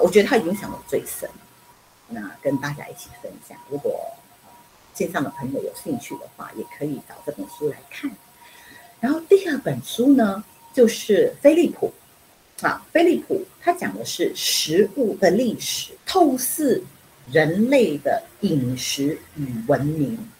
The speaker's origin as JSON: {"language": "Chinese", "region": "Penang", "country": "Malaysia", "moved": "yes", "lives_now": "Taiwan", "said": "我是槟城人，我是北方人， 马来西亚的北方人"}